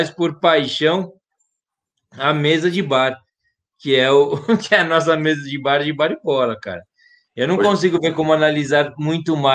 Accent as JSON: {"language": "Portuguese", "country": "Brazil", "said": "eu agradeço como brasileiro que tem entrando essa grana pro país"}